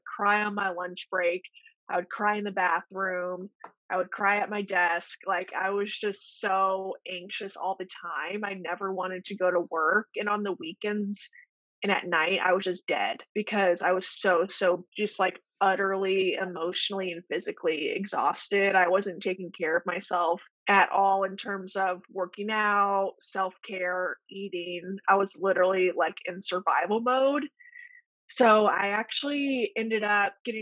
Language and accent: English; Illinois, United States; moved away as an adult; also born or lived in Omaha, Nebraska; I'm from Illinois originally